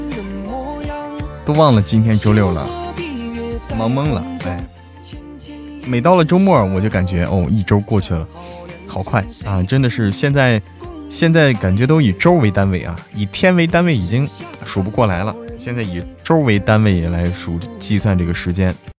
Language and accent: Chinese; Hebei, China; also born or lived in Guangdong; now in Chengdu, China; 我是河北人